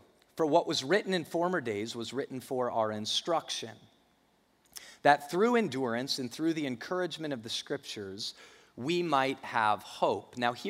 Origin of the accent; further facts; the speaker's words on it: Denver, Colorado, United States; I grew up in Denver, so I hear him talking about the Broncos.